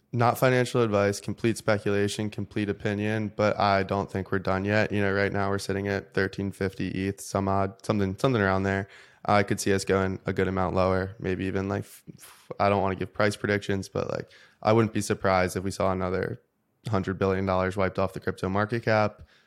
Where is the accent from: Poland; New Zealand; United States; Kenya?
United States; as an American and as, like, a patriot